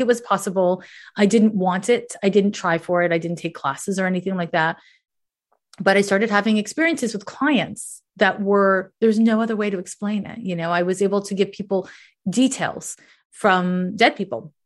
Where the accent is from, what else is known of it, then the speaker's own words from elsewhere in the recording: Canada; I was raised in Canada